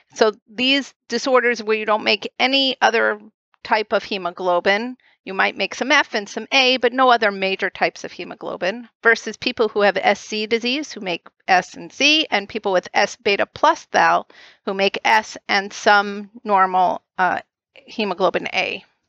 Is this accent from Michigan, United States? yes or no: no; outside of Boston, Massachusetts, United States; I, I grew up right outside of Boston